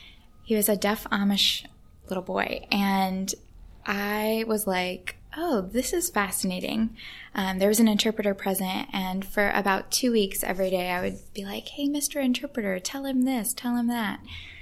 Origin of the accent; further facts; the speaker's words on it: England, United Kingdom; And eventually they welcomed me to come visit their home, which was a really big deal as an English person.